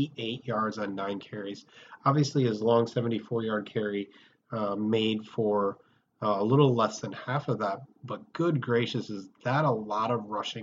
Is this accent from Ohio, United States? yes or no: yes; Sandusky, Ohio, United States; now in Dayton, United States; I live in Dayton, but originally I'm from Sandusky, Ohio. So I traveled home this evening